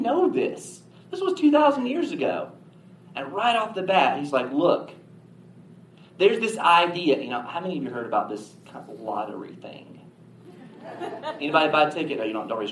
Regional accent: the South, United States; we're from the South

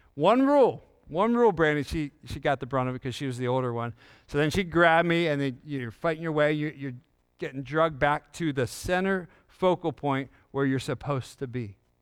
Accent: York, Pennsylvania, United States; I grew up in York, Pennsylvania

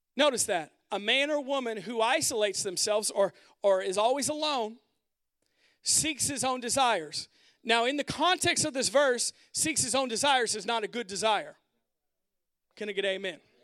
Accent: United States; modern American people who are all about our independence

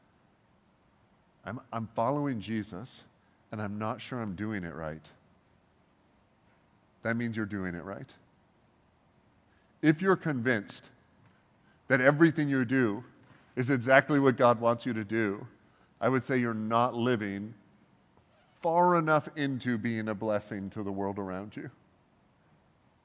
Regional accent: Canada; I am Canadian

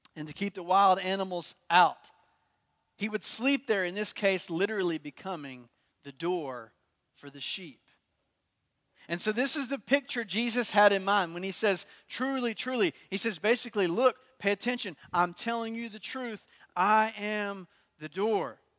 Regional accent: Durham, North Carolina, United States; I'm from Durham

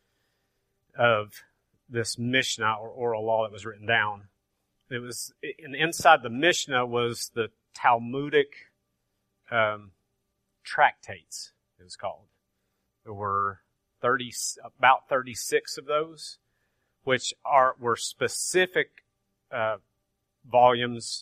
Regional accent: Grainger County, Tennessee, United States; I'm from Granger County, so I say Torah.

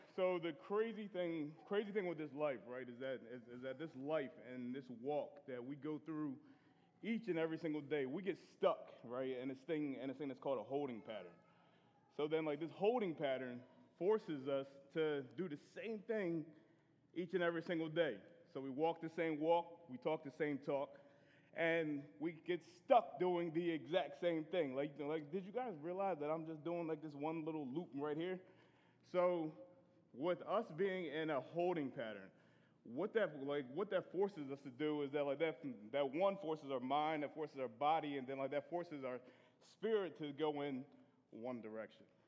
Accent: Philadelphia, Pennsylvania, United States; moved away; I'm from Philadelphia, Pennsylvania

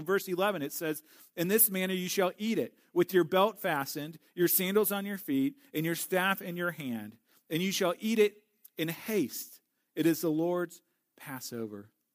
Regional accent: St. Louis, Missouri, United States; Growing up in Saint Louis

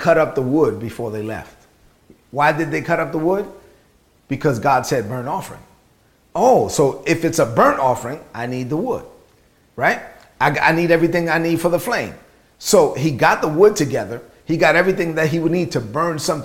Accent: New York City, New York, United States; I grew up in Brooklyn.

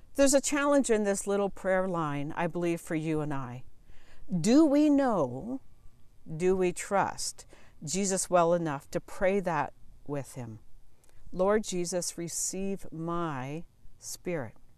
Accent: Southern Ontario, Canada; moved away as an adult; also born or lived in Asia / Boston; I was born and raised in Southern Ontario

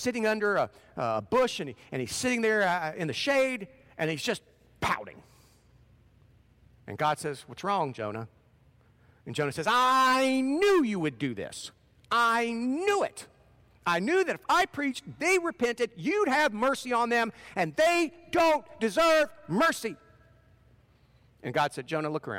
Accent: Portsmouth, Ohio, United States; moved away; That's part of that is my home territory. I grew up in Portsmouth

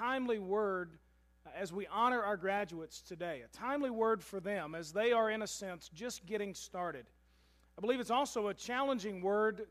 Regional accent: Louisville, Kentucky, United States; I was graduating from Pleasure Ridge Park High School in Louisville, Kentucky

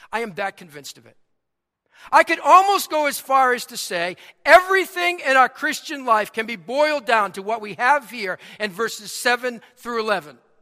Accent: Boston, Massachusetts, United States; accent: Boston; my Boston accent

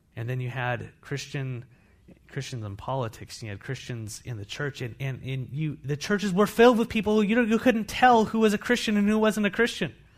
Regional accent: United States; I'm an American

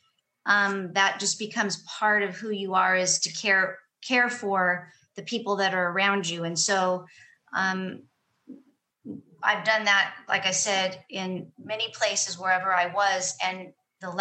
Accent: Long Beach, California, United States; also born or lived in Fillmore, California; now in Ventura County, United States; I was originally from Long Beach area. We moved to Fillmore in 89, lived there for 23 years.

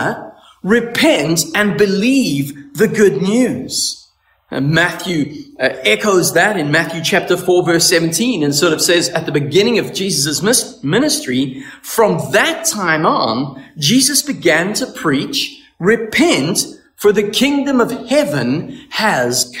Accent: South Africa; now in Canada; I'm from South Africa

